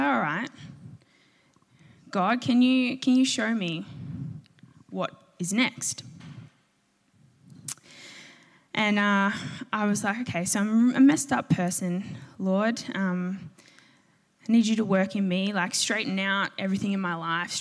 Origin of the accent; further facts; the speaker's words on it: a V/Line town reached via Footscray, Victoria, Australia; my station, my hometown